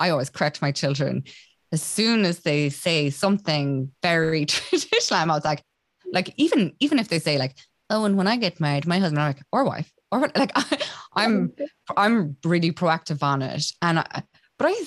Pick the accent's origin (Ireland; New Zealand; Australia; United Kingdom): Ireland; Roscommon, Connacht; I'm from Roscommon